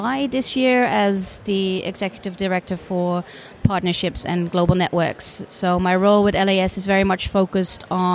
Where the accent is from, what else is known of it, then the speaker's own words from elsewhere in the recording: Netherlands; moved away as an adult; also born or lived in United States; now in United Kingdom; I'm originally from the Netherlands, lived in the UK for 15 years